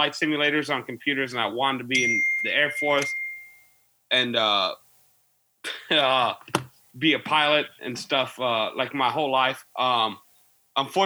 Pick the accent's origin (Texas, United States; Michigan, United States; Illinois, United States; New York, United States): Illinois, United States; Peoria; now in Macomb, United States; I'm from Illinois, Central Region. I'm from Peoria originally. I live in Macomb now.